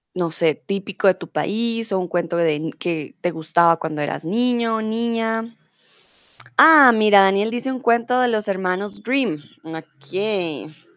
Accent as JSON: {"language": "Spanish", "country": "Colombia", "also_born_or_lived": "Germany", "said": "soy de Colombia"}